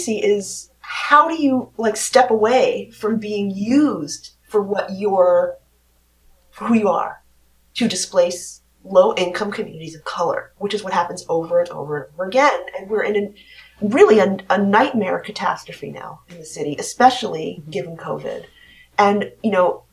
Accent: New York City, New York, United States; I was in Lower Washington Heights, almost on the border of West Harlem, 157

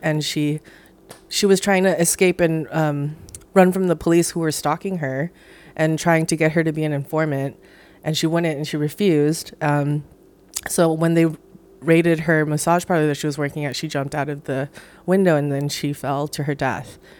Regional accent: Hawaii, United States; moved away as an adult; also born or lived in New York; I'm from Hawaii originally, lived in New York for ten years, moved back to Hawaii during the pandemic

